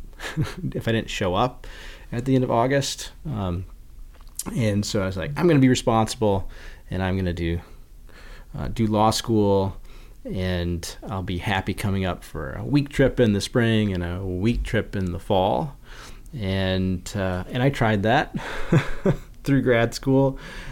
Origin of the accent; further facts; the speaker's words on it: Iowa, United States; moved away as an adult; now in Ely, United States; I grew up in Iowa on the banks of the Wapsipinicon River